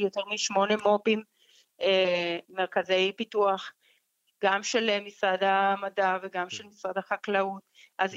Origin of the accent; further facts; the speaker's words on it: Colombia; Hebrew is a second language; moved away as an adult; also born or lived in New York, United States; now in Israel; אני uh, במקור מקולומביה